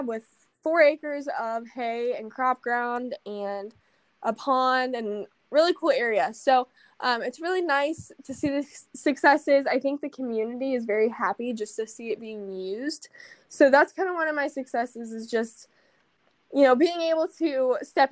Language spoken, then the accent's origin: English; on the Indiana state line, Ohio, United States; moved away as an adult; now in Indiana, United States; I grew up right on the state line